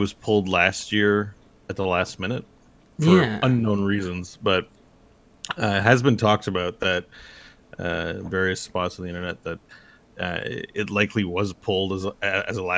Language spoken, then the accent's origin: English; Canada; I'm Canadian